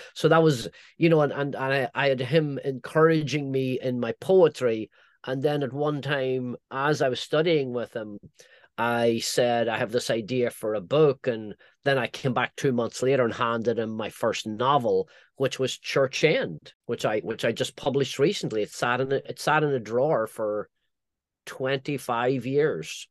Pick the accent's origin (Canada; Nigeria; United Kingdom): United Kingdom; Northern Ireland; moved away; my own you know, childhood growing up in Northern Ireland